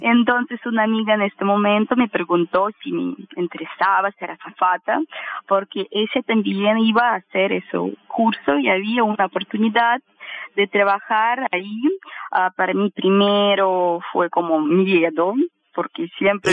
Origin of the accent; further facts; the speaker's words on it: Kaliningrad, Kaliningrad Oblast, Russia; Spanish is a second language; moved away as an adult; now in Uruguay; soy rusa